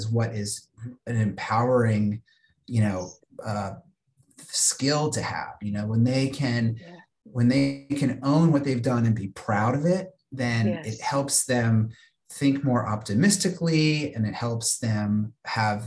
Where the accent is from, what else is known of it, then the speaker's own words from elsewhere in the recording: Virginia, United States; where I grew up in Virginia